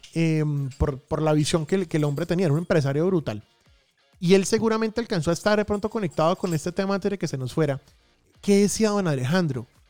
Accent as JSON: {"language": "Spanish", "region": "Santander", "country": "Colombia", "also_born_or_lived": "Bucaramanga", "moved": "yes", "lives_now": "Medellín, Colombia", "said": "mi tierrita santanderiana"}